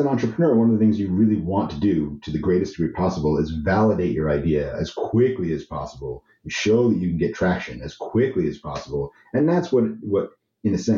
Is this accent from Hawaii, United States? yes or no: no; New York City, New York, United States; I'm from New York City